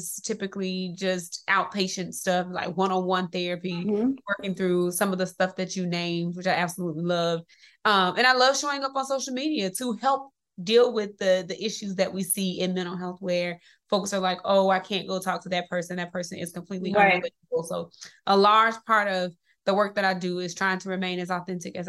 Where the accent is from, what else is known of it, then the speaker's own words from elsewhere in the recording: Mississippi, United States; moved away; This is going to be how I get myself out of Mississippi, because I grew up in Mississippi